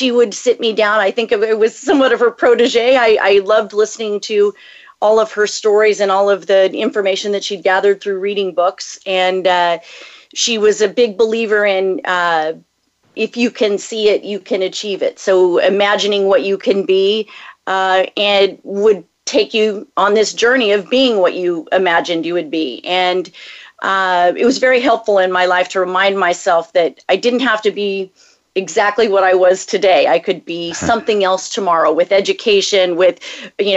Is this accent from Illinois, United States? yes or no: no; just south of Los Angeles, California, United States; also born or lived in Texas; I'm a native Californian, and I grew up just south of Los Angeles, about 45 minutes drive north of where I live now